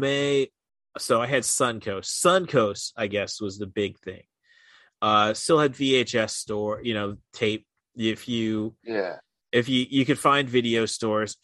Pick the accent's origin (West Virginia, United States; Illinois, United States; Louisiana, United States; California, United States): Illinois, United States; Morton; also born or lived in Peoria, Illinois; now in Champaign-Urbana, United States; growing up in Morton, Illinois, 10 miles west of Peoria